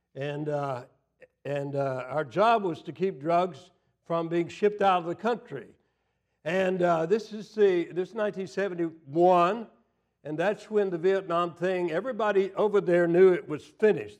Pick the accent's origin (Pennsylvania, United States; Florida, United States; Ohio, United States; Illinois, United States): Florida, United States; moved away; also born or lived in Tennessee; I grew up in Florida, and I grew up in the South, was educated in the South, in Tennessee